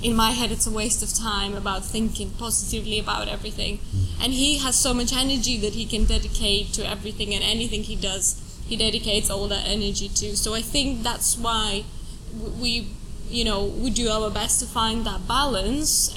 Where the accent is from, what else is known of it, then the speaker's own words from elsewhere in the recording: Estonia; moved away as an adult; also born or lived in Finland / France / Italy / Brazil; now in United Kingdom; I was born in Estonia. Uh, I come from a Russian family. I grew up in Estonia, and then I went to uni in Finland